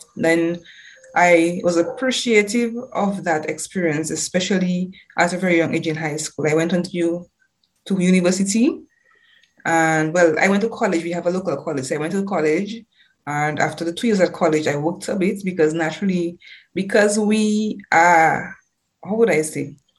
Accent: Dominica; also born or lived in United Kingdom; growing up in Dominica

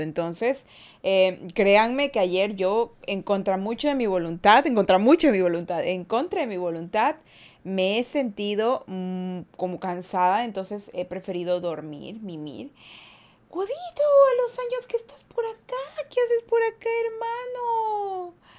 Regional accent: Guayaquil, Guayas, Ecuador; Yo soy de Ecuador. De la mitad del mundo soy. O sea, no de Quito, Ecuador, sino soy de Guayaquil, Ecuador

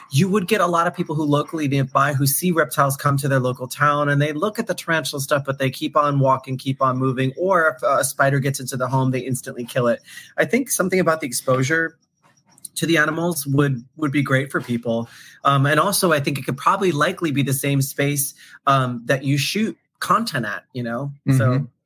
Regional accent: New York, United States; when I first moved here, I didn't have a license because I was from New York

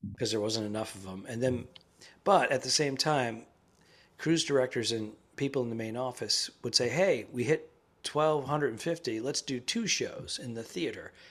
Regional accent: Cranston, Rhode Island, United States; It's my hometown too, Cranston. I was born and raised there

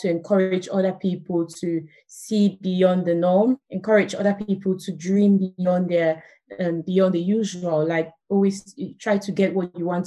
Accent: Douala, Littoral, Cameroon; moved away as an adult; also born or lived in Buea, Cameroon; now in United Kingdom; I grew up in Cameroon, in Douala.

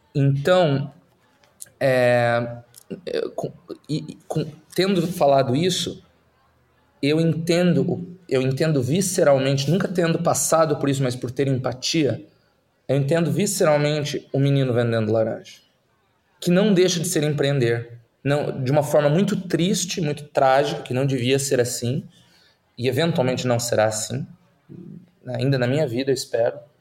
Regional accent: Curitiba, Paraná, Brazil; moved away as an adult; also born or lived in Silicon Valley; now in Netherlands; Eu nasci e, e, e me criei no, no, na Curitiba de Jaime Lerner

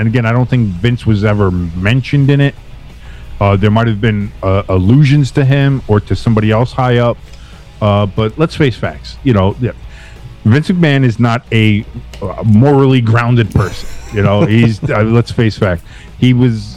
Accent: New Jersey, United States; I'm from Jersey

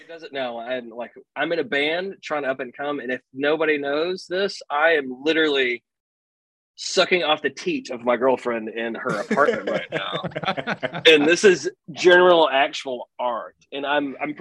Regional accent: the South, United States; accent: really southern; being born in the South

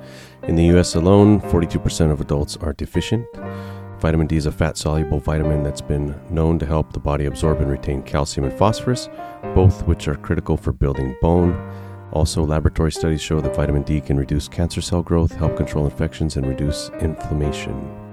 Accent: Lemoore, California, United States; born there; I was born in Lemoore.

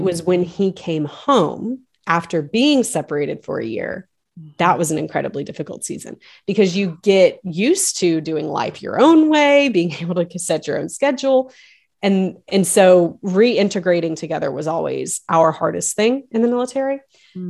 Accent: the South, United States; we live just outside of Nashville now, but we we we grew up in the South

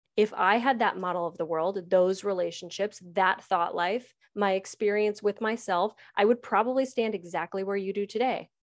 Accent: United States; I'm an American

